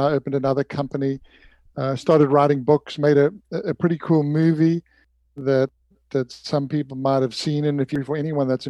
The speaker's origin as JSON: {"language": "English", "town": "Durban", "region": "KwaZulu-Natal", "country": "South Africa", "tie": "born or raised there", "moved": "as an adult", "lives_now": "Santa Barbara, United States", "said": "I grew up in Durban, went to school there, went to university there"}